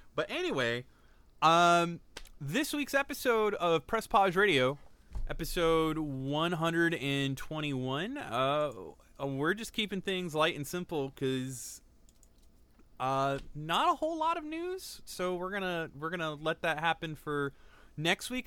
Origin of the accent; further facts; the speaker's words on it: United States; we're American